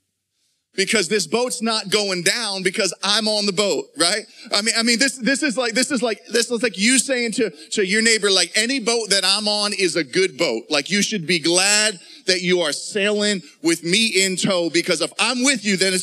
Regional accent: Pittsburgh, Pennsylvania, United States; moved away; When I was a junior high kid growing up, I was living in Pittsburgh at the time. We grew up in Pittsburgh

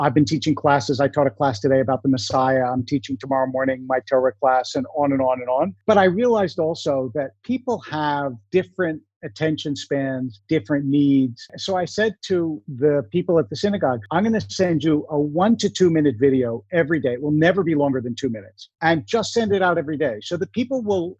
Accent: Philadelphia, Pennsylvania, United States; also born or lived in New York / New Jersey; now in Los Angeles, United States; I grew up in Philadelphia.

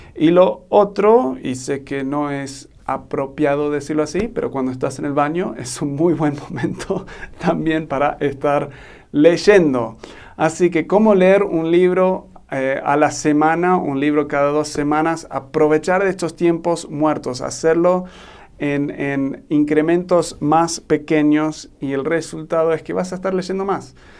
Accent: Argentina; now in Mexico; soy un gringo, pero me crié en Argentina y ahora estoy viviendo en México

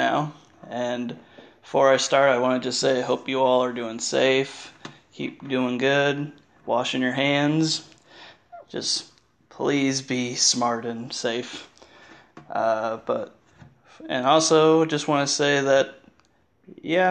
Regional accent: Indiana, United States; born or raised there

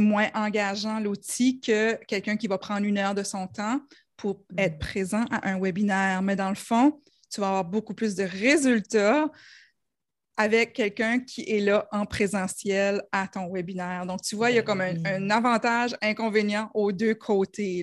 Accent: New Brunswick, Canada; accent: New Brunswick; mon accent du Nouveau-Brunswick

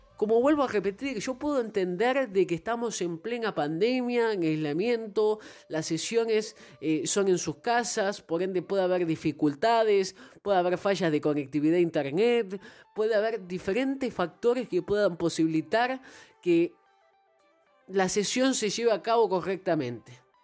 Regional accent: Buenos Aires, Argentina; soy argentino, nací en Buenos Aires

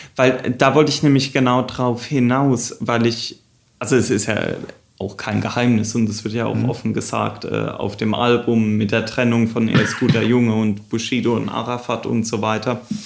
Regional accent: Southern Germany, Germany; Daniel und ich, wir sind ja auch da in Süddeutschland aufgewachsen

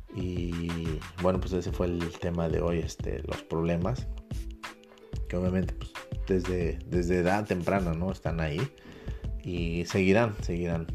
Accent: Mexico; como mexicano

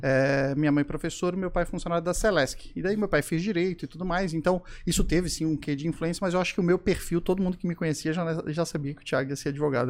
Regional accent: Florianópolis, Santa Catarina, Brazil; accent: manezinho; eu sou manezinho da ilha, nasci aqui em Floripa, sou neto de pescadores

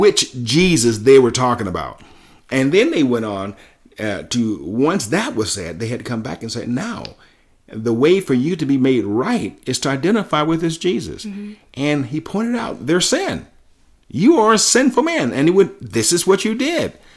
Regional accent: Selma, Alabama, United States; growing up in Selma

